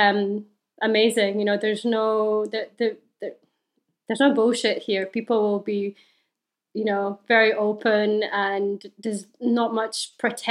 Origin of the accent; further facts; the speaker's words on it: Slovenia; I grew up in Slovenia